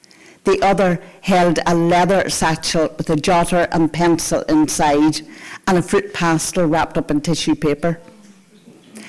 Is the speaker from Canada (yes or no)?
no; Antrim, Northern Ireland, United Kingdom; now in Portrush, United Kingdom; I live in Portrush, but I'm from Antrim. Antrim is where I spent the first years of my life. And Antrim is where I went to primary school